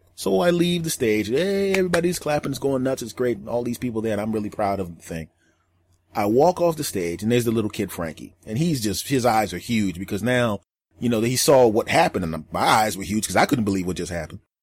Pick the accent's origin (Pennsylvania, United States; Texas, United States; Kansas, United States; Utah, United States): Pennsylvania, United States; Philadelphia; moved away; my hometown of Philadelphia